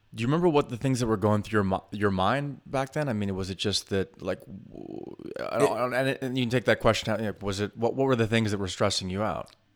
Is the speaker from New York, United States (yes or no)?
yes; New York City, New York, United States; as a New Yorker